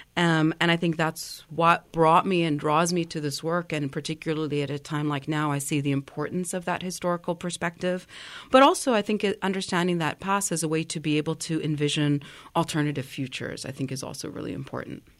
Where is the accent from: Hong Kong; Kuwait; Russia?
Kuwait; moved away; I'm from Kuwait